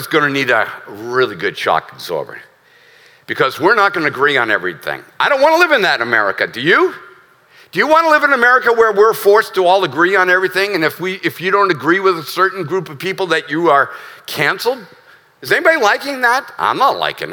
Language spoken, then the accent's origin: English; United States; As an American who's a veteran who loves this country